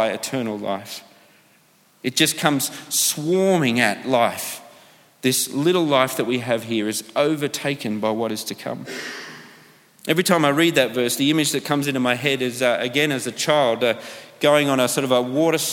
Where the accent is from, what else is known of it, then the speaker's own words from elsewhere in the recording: Australia; moved away; growing up in Australia